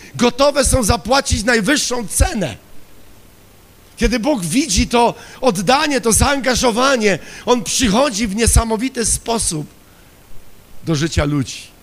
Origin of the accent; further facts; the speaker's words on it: Silesian Voivodeship, Poland; Ja pochodzę ze Śląska